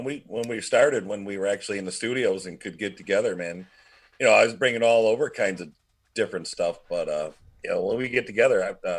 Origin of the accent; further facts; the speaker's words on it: Michigan, United States; moved away as an adult; also born or lived in Florida; because I'm from Michigan, so I'm down there